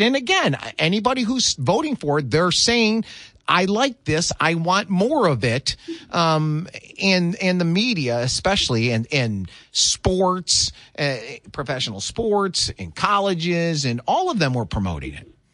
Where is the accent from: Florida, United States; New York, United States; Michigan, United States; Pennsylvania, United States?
Michigan, United States; moved away; Growing up in the Michigan